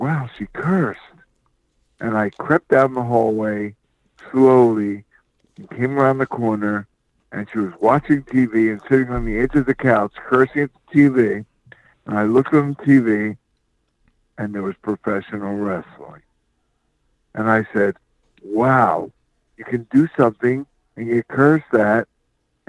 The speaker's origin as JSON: {"language": "English", "town": "Philadelphia", "region": "Pennsylvania", "country": "United States", "tie": "born or raised there", "moved": "yes", "lives_now": "Covington, United States", "said": "I am from Philadelphia, Pennsylvania"}